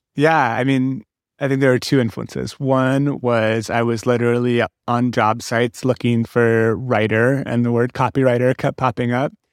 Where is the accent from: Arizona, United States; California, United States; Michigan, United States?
California, United States; San Francisco; I grew up in San Francisco